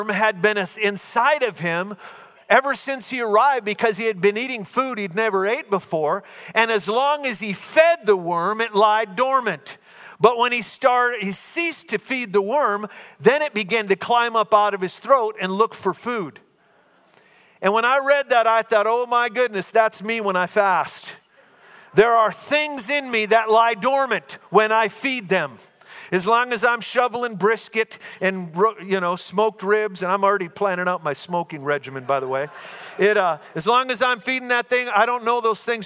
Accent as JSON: {"language": "English", "region": "Minnesota", "country": "United States", "said": "We're both from Minnesota"}